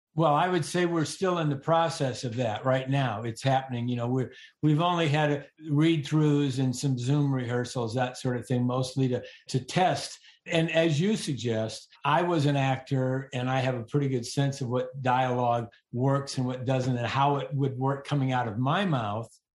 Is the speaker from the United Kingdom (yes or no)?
no; Northern Illinois, United States; also born or lived in Arkansas; I was raised in Northern Illinois